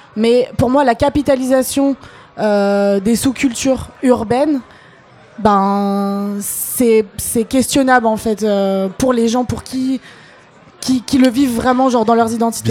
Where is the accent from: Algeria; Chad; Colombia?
Algeria; now in France; je parle en tant qu'Algérienne